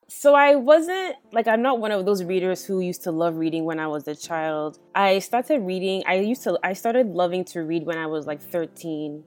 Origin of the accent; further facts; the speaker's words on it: United States; I'm an American by birth